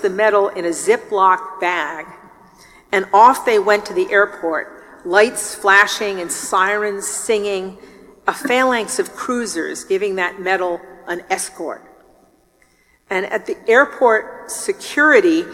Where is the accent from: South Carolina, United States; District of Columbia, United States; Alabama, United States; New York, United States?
New York, United States; I'm from New York